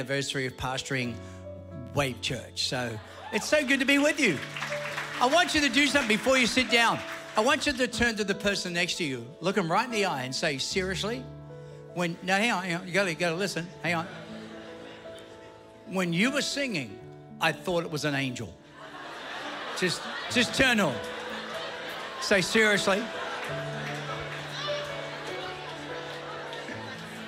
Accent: Ridgefield Park, New Jersey, United States; moved away; also born or lived in Queens, New York; my parents saw the light and we moved to Ridgefield Park, Teaneck Road

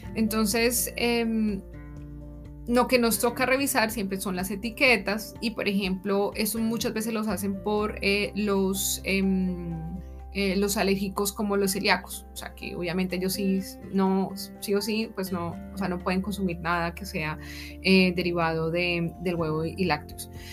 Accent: Colombia; moved away as an adult; now in Germany; me estarán escuchando desde Colombia

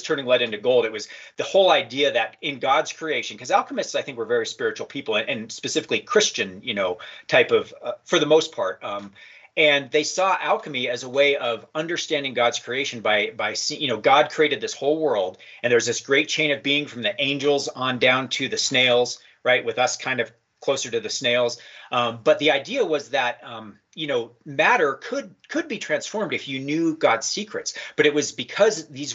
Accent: Colorado, United States; I was just growing up in Colorado

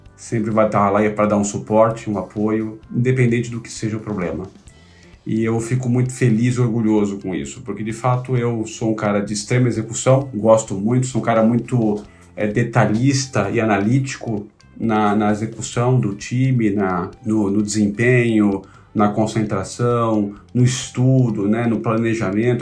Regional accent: São Paulo, Brazil; Eu sou paulistano, da Gema, para ser mais preciso, eu nasci em Itaquera, né, no município de São Paulo

